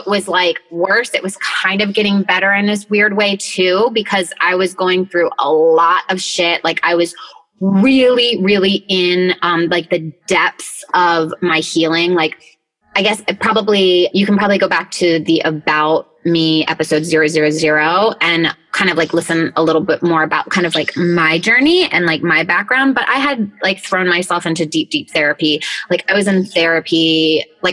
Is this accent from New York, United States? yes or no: yes; Rochester, New York, United States; I was born in Rochester, New York, which is like a little small town, like up in like BFE freaking New York.